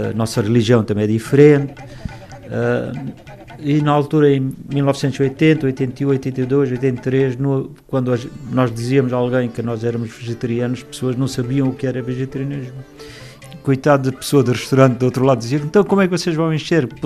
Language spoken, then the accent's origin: Portuguese; Mozambique; now in Lisbon, Portugal; Vim cá com meus pais, meus irmãos, minhas irmãs, praticamente nós todos viemos de Moçambique em 1980, 81, 82. Imigramos da Índia para Moçambique, isso deve ser do tempo de meu, meus avós.